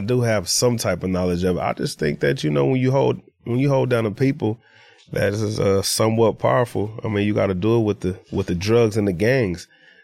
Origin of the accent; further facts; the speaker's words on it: Los Angeles, California, United States; I'm from the east side of South Central in a place they call the Low Bottoms